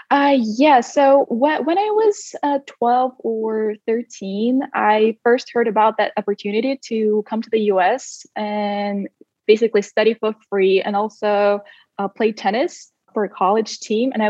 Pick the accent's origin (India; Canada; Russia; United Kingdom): Russia; Siberia; moved away as an adult; also born or lived in Sacramento, United States; I spent almost 18 years of my life here uh, in Siberia, to be precise. And then at the age of 18, I moved to the US when I uh, got a full athletic scholarship at Sac State.